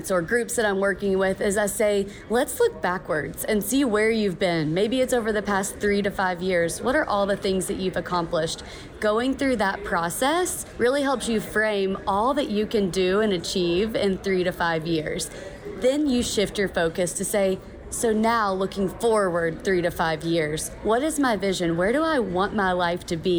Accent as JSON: {"language": "English", "region": "Kentucky", "country": "United States", "tie": "born or raised there", "moved": "yes", "lives_now": "Boise, United States", "said": "Born and raised in Kentucky, but now called Boise home"}